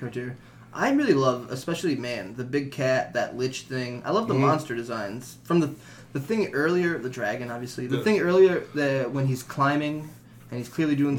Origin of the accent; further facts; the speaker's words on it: New Orleans, Louisiana, United States; I'm from New Orleans